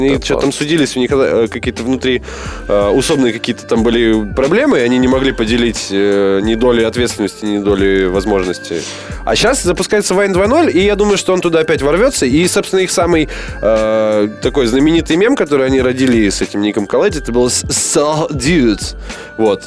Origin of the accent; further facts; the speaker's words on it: Omsk, Omsk Oblast, Russia; в родном городе на бесплатный около СКК имени Блинова